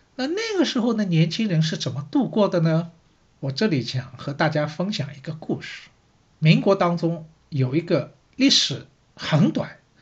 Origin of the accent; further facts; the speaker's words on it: Shanghai, China; 我是上海人，所以呢，对城市这一块呢，好像也特别有感觉